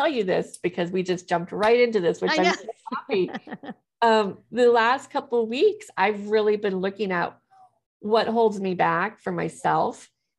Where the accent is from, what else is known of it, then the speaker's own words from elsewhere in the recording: Missouri, United States; also born or lived in Ohio; I was born in Ohio, church there. Then we moved to Missouri.